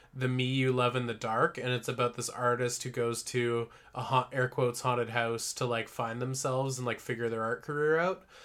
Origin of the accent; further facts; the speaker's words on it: Parksville, British Columbia, Canada; moved away; If I lived, like, in my hometown, if I lived in Parksville still